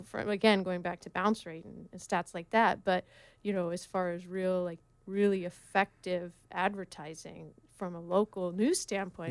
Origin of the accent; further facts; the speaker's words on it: Oregon, United States; now in Laguna Beach, United States; I grew up in Oregon.